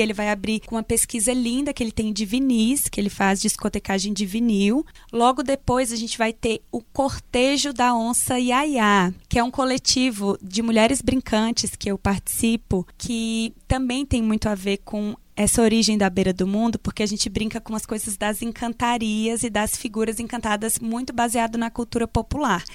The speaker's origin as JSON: {"language": "Portuguese", "area": "Jequitinhonha Valley", "region": "Minas Gerais", "country": "Brazil", "tie": "born or raised there", "said": "Eu nasci no Vale do Jequitinhonha"}